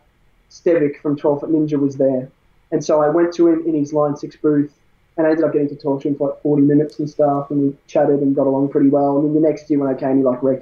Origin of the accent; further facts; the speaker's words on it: Bendigo, Victoria, Australia; We're from Bendigo, both in the little towns.